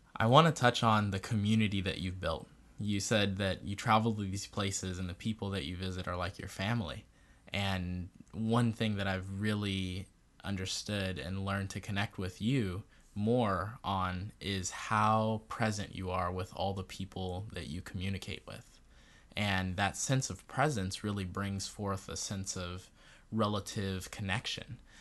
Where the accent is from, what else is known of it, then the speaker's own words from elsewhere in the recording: Barbados; I'm from Barbados and that's my facial features. I'm West Indian.